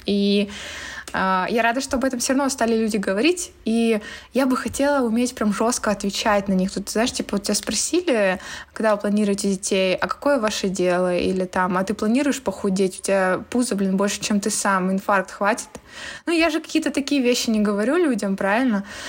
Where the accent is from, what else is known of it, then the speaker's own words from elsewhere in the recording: Barnaul, Altai Krai, Russia; так как я родом из Барнаула, я частенько ездила в Горный Алтай